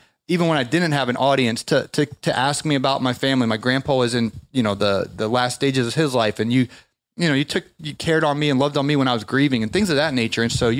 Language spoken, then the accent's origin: English; Canton, Ohio, United States; now in Georgia, United States; I'm from Canton